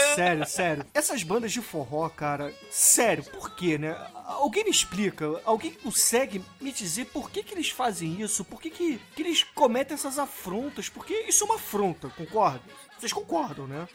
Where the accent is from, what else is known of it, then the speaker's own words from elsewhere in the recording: Rio de Janeiro, Brazil; eu sou carioca